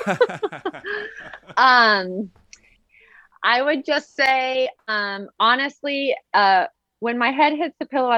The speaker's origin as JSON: {"language": "English", "region": "Southern California", "country": "United States", "tie": "born or raised there", "said": "I grew up in Southern California"}